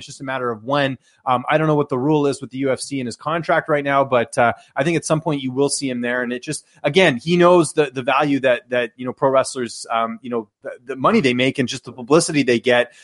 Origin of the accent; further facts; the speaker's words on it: Canada; growing up in Canada